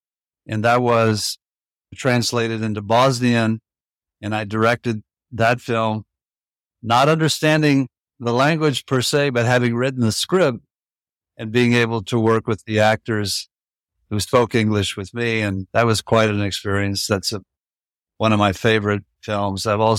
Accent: Tampa, Florida, United States; moved away as an adult; also born or lived in New York City; Well, I'm up there in years. I was born in Tampa, Florida. I grew up there. And for my college years, I went up north, northeast of the country, and ended up eventually graduating from NYU

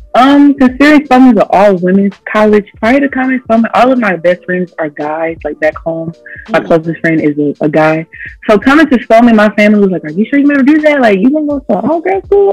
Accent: Montgomery, Alabama, United States; I was raised in Montgomery

